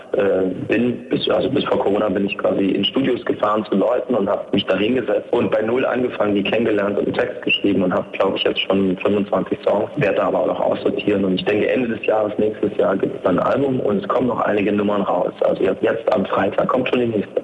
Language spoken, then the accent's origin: German; Erfurt, Thuringia, Germany; bleibe ich denn jetzt in meiner Heimatstadt Erfurt